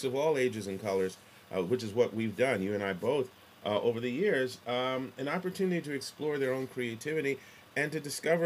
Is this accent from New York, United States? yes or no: yes; New York City, New York, United States; Growing up in New York City